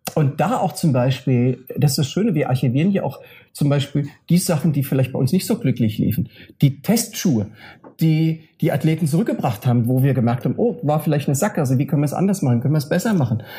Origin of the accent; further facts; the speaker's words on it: Frankfurt/Offenbach, Hesse, Germany; Und bei Frankfurt Offenbach meine Heimatregion ist